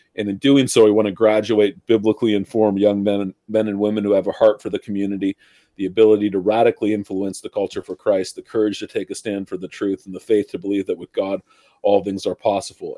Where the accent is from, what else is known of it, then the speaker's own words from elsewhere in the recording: Ontario, Canada; I grew up in Ontario, up here in Canada